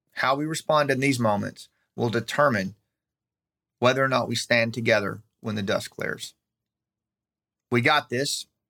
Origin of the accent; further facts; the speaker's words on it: United States; we have an inherent obligation as American citizens